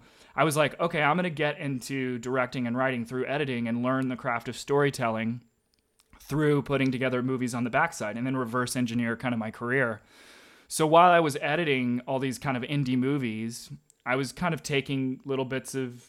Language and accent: English; Arkansas, United States; place in Arkansas, because that's where I grew up. I knew that world really well.